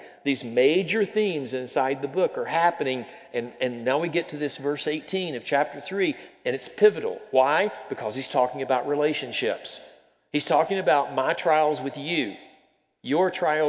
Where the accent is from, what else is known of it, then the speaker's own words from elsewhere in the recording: the South, United States; I'm from the South. Growing up in the South, we think we're wiser than anybody else out there is